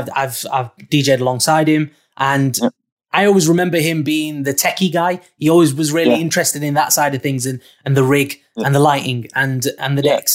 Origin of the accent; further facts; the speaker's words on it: Bradford, Yorkshire and the Humber, United Kingdom; So growing up in Bradford, there wasn't really much in the music scene within Bradford.